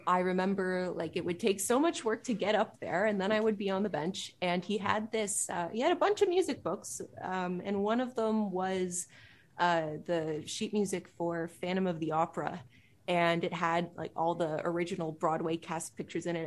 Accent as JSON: {"language": "English", "town": "Pickering", "region": "Ontario", "country": "Canada", "tie": "born or raised there", "said": "I grew up in Pickering, uh, east of Toronto."}